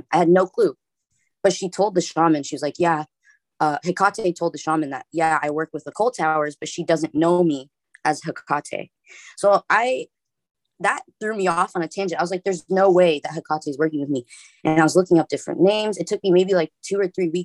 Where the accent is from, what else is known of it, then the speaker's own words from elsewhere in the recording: Los Angeles, California, United States; I live in Los Angeles. I was born in Hollywood